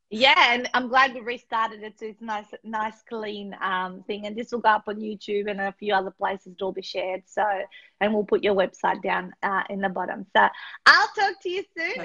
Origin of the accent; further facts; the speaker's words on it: North Macedonia; moved away; I grew up in Macedonia